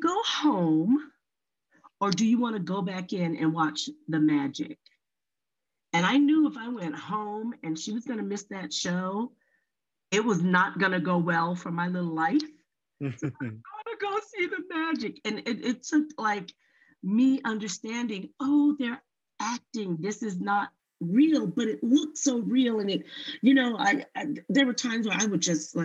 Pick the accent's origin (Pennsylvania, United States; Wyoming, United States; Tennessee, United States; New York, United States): New York, United States; New York City; also born or lived in Louisiana / New Jersey; now in Colorado, United States; I grew up in New York, New Jersey